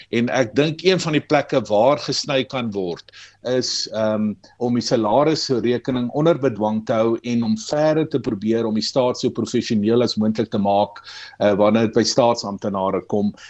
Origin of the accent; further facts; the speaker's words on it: South Africa; ons as Suid-Afrikaners